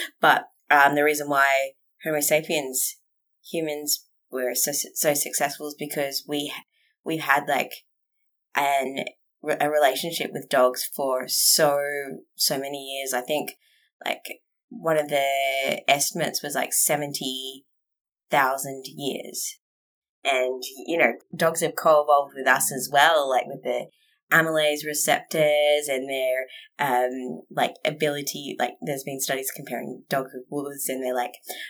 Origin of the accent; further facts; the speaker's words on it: Western Australia, Australia; also born or lived in Tasmania; So I was born in Tassie and then my dad's job meant that we moved about Australia quite a bit. I lived mainly in WA and then I moved down to Bunbury for a boy, which didn't work out.